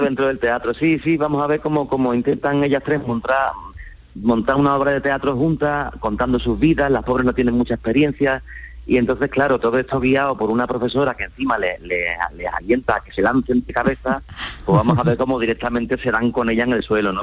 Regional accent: Cádiz, Andalusia, Spain; siendo gaditano

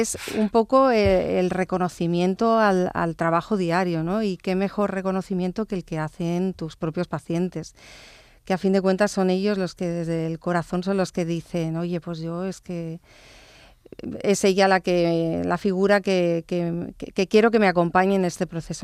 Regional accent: Barcelona, Catalonia, Spain; born or raised there; also born or lived in Stratford-upon-Avon, England

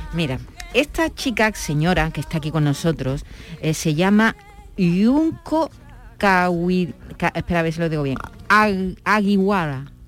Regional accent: La Línea de la Concepción, Andalusia, Spain; de mi pueblo, de la línea

